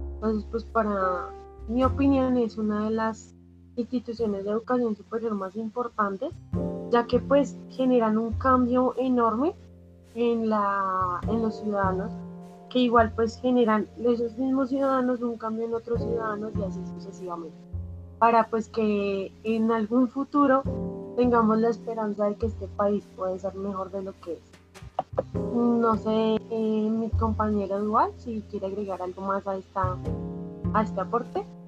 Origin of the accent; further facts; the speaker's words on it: Colombia; somos estudiantes de la Universidad Distrital y que somos colombianos